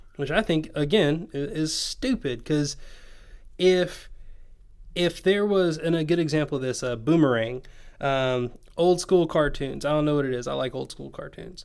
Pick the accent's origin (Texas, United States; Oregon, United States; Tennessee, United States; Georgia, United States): Tennessee, United States; my accent comes out when I talk to you 'cause everyone else is like, "Oh, hey, you're from, you're from Tennessee."